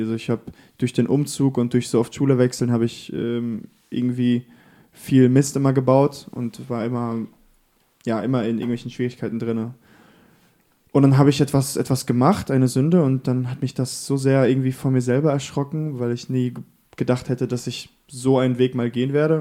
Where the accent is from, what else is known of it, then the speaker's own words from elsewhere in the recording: Bavaria, Germany; also born or lived in the podcast's local church town (unnamed); Ich bin tatsächlich hier in der Kirche geboren und aufgewachsen, bis ich sieben war. Ähm, und dann sind wir nach Bayern gezogen, äh, wegen der Arbeit von meinem Vater damals